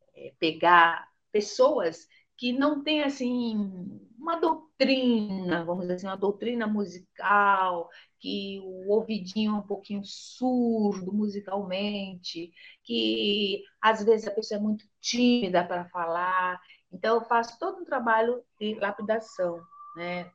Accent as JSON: {"language": "Portuguese", "town": "Aracaju", "region": "Sergipe", "country": "Brazil", "tie": "born or raised there", "moved": "yes", "said": "lá na minha terra, em Aracaju"}